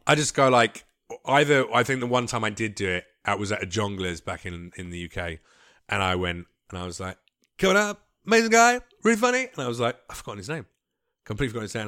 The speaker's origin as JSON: {"language": "English", "region": "London", "country": "United Kingdom", "tie": "born or raised there", "moved": "as an adult", "lives_now": "United States", "said": "I grew up in East London"}